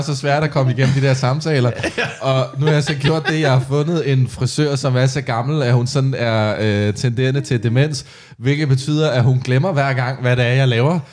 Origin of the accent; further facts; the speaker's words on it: Næstved, Zealand, Denmark; i Næstved, hvor jeg kommer fra